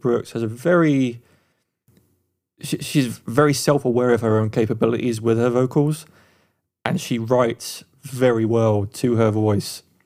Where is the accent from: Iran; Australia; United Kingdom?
United Kingdom; England; now in United States; being Eng, an Englishman in America, I don't hear my own accent a lot